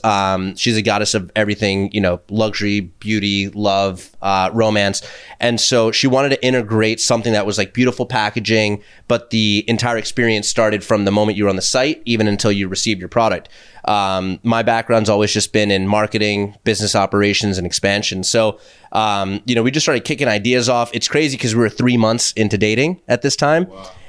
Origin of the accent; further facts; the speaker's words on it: Vancouver, British Columbia, Canada; all right, I'm from Vancouver, so what's the best bagel in Manhattan?